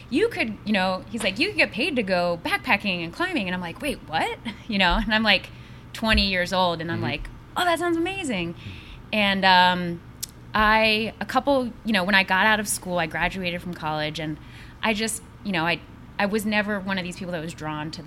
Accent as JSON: {"language": "English", "town": "Washington", "region": "District of Columbia", "country": "United States", "tie": "born or raised there", "said": "I grew up in Washington, D.C."}